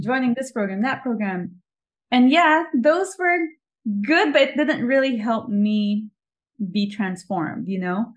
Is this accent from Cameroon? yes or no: no; Philippines; also born or lived in New York; now in Los Angeles, United States; I was born and raised in the Philippines.